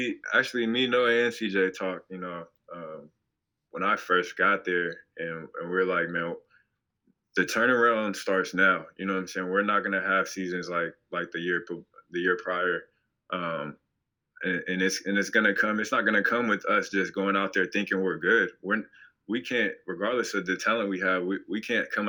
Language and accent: English; Portland, Oregon, United States; moved away; growing up in Portland